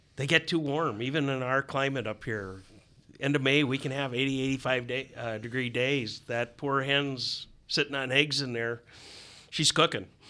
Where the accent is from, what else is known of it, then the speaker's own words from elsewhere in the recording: Wisconsin, United States; also born or lived in Minnesota; growing up in Wisconsin where I did